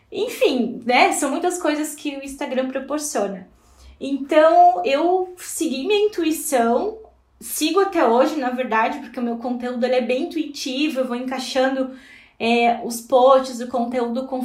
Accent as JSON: {"language": "Portuguese", "town": "Blumenau", "region": "Santa Catarina", "country": "Brazil", "said": "eu sou natural aqui de Blumenau."}